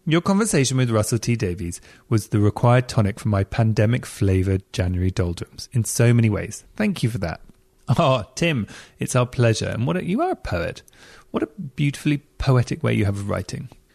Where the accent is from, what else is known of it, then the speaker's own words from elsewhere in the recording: England, United Kingdom; I'm being really English